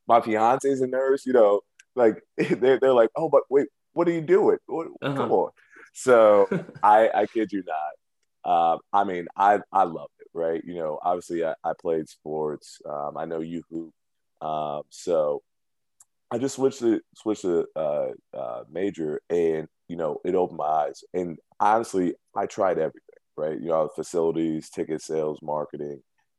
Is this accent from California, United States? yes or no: no; Cleveland, Ohio, United States; also born or lived in Akron, Ohio / Cuyahoga Falls, Ohio; I grew up in Cleveland in Shaker Heights, went to high school out in Akron and Cuyahoga Falls.